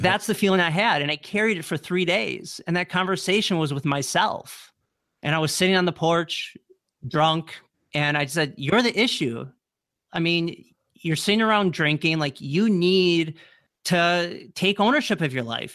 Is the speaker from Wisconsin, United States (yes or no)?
yes; Wisconsin, United States; moved away as an adult; also born or lived in New Orleans; I'm from Wisconsin, I moved to New Orleans